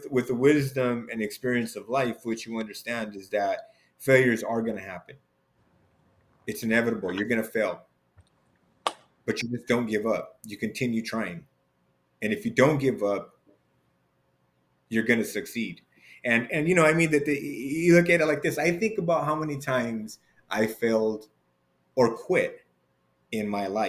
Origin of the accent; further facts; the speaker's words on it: Los Angeles, California, United States; I'm from LA, born and raised